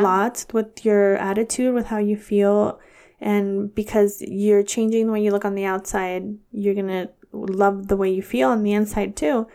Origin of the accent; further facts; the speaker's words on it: Dixon, California, United States; my hometown of Dixon, California